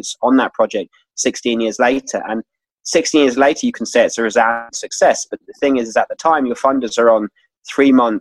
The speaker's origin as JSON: {"language": "English", "region": "London", "country": "United Kingdom", "also_born_or_lived": "Washington, D.C. / Madrid / Central America", "moved": "as an adult", "lives_now": "Ireland", "said": "Then I came to Ireland. So I'm actually from London."}